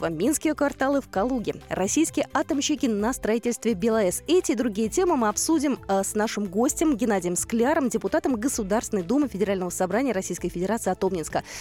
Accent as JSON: {"language": "Russian", "country": "Belarus", "tie": "born or raised there", "moved": "yes", "lives_now": "Rzhev, Russia"}